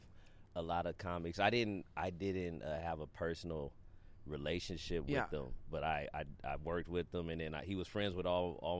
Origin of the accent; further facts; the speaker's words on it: United States; I'm from America